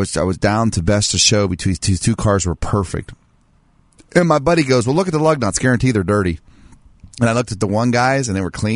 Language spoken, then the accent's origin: English; Martins Ferry, Ohio, United States; my hometown